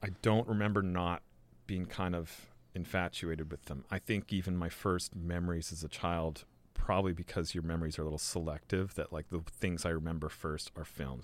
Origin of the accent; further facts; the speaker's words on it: Victoria, British Columbia, Canada; moved away as an adult; also born or lived in Vancouver / Montreal / England; I was born in Van and grew up in Victoria